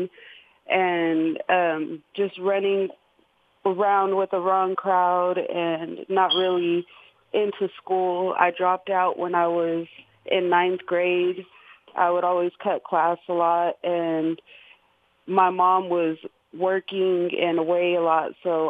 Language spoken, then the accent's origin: English; Richmond, California, United States; also born or lived in Albuquerque, New Mexico; when I was 10 months old, my mom moved us to Richmond, California, and we were there for about till I was 17